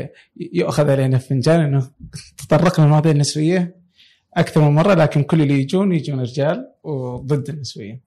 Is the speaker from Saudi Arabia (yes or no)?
yes; Saudi Arabia; عندنا في السعودية